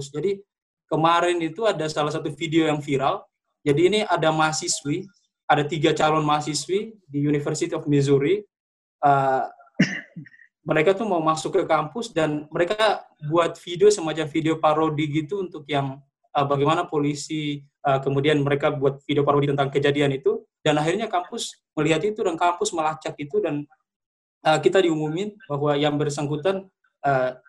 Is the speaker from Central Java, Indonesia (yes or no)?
no; Ambon, Maluku, Indonesia; Eh, kebetulan saya asalnya dari Ambon, uh, hidup dan tumbuh besar di daerah pasar konflik.